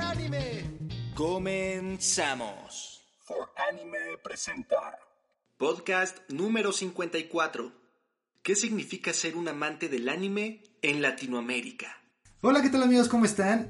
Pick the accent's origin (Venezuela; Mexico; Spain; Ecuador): Mexico; somos privilegiados, tan, como mexicanos, en el hecho de, de ser amantes y, y seguidores del anime aquí en México